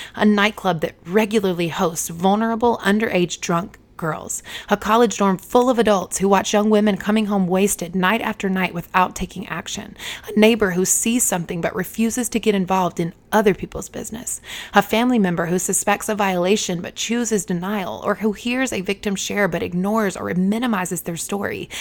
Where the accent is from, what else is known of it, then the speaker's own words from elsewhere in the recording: Eden, North Carolina, United States; moved away as an adult; Eden, the town where I was raised, had just over fourteen thousand people.